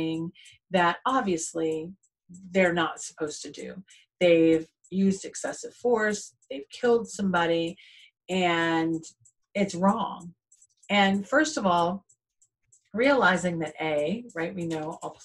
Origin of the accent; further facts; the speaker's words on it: Jacksonville, Florida, United States; growing up in the South, growing up in Jacksonville, especially the Bible Belt